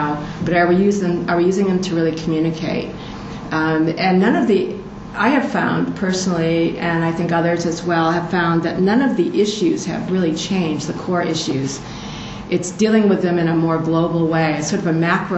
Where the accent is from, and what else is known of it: United States